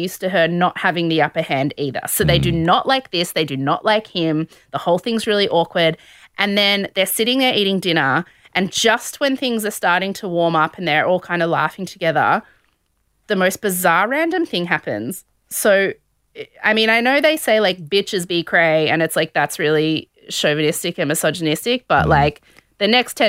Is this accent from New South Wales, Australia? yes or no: yes; Sydney, New South Wales, Australia; I'm from Sydney